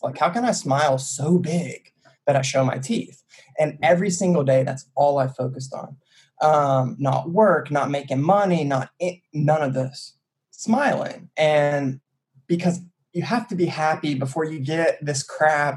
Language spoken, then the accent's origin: English; Chattanooga, Tennessee, United States; moved away as an adult; now in Bay Area, United States; I'm from small town USA. I'm from Chattanooga, Tennessee. Uh, I'm from the sticks. Like I grew up on the street.